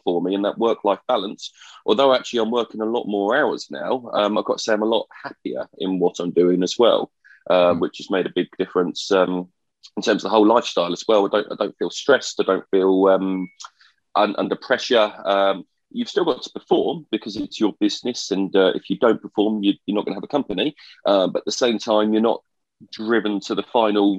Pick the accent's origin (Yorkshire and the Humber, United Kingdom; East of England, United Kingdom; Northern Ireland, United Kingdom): East of England, United Kingdom; Colchester; my hometown in Colchester, which I went back